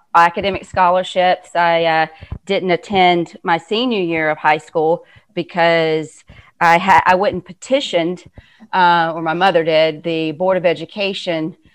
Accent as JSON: {"language": "English", "town": "Cairo", "region": "Georgia", "country": "United States", "tie": "born or raised there", "also_born_or_lived": "Atlanta, Georgia", "moved": "as an adult", "said": "I'm actually from a very tiny place called Cairo, Georgia"}